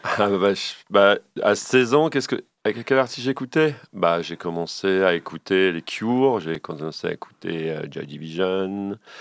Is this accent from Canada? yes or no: no; Le Havre, Normandy, France; Je suis originaire du Havre